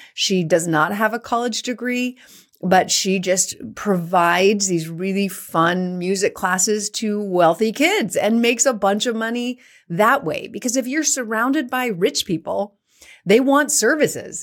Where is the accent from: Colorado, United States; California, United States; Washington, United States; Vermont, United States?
California, United States; San Francisco Bay Area; also born or lived in San Jose; I was born and raised in the San Francisco Bay Area, went to school in San Jose, lived in San Francisco.